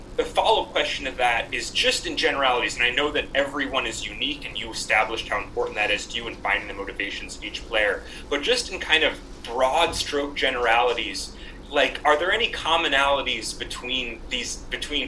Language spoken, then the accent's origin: English; Massachusetts, United States; I'm 33. I'm from Massachusetts